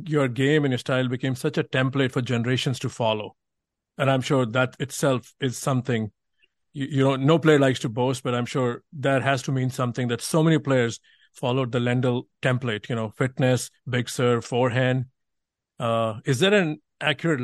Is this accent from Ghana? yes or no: no; India; growing up in India and reading about stuff